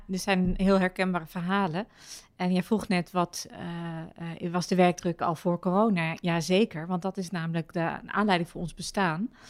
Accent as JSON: {"language": "Dutch", "town": "Alphen aan den Rijn", "region": "South Holland", "country": "Netherlands", "tie": "born there", "said": "ben ook geboren oh, in Alrijn, dus dat is wel mooi."}